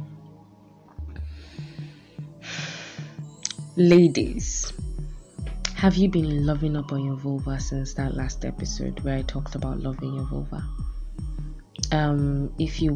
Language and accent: English; Nigeria; Being a Nigerian woman